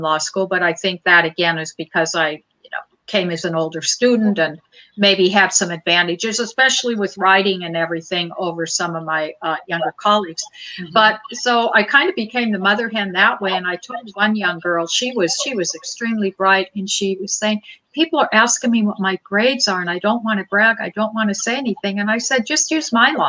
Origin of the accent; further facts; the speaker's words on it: Butte, Montana, United States; I grew up in Butte, Montana